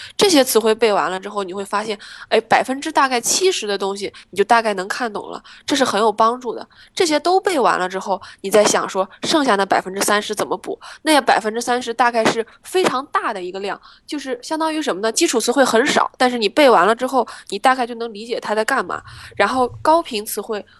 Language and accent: Chinese; Shandong, China; moved away; 决定留学，我觉得跟我在山东关系其实挺大的